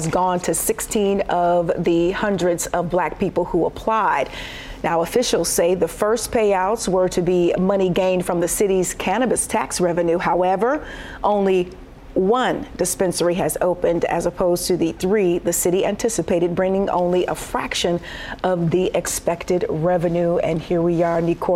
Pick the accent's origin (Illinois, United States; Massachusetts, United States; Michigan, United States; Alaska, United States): Michigan, United States; Detroit; living so close to Canada, I'm from Detroit and go right across the bridge